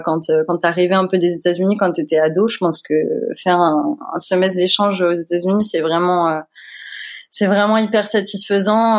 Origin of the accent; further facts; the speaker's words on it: Creil, Hauts-de-France, France; moved away as an adult; also born or lived in Seine-et-Marne / Paris; now in Louisville, United States; je suis originaire de Picardie. Je suis née à Creil